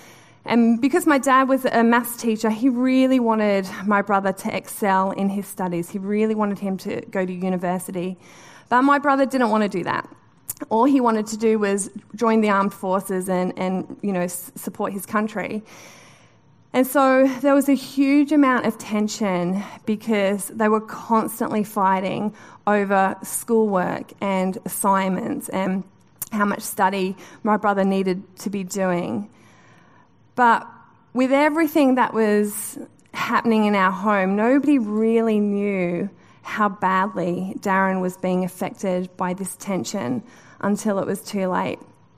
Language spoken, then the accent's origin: English; Newcastle, North East England, United Kingdom; So I grew up in Newcastle, which is a beautiful part of the world.